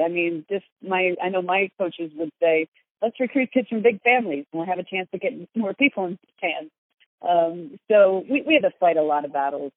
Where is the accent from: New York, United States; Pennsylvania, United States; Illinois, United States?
Pennsylvania, United States; Philadelphia; I'm from Philly and sarcasm is sort of our natural language there.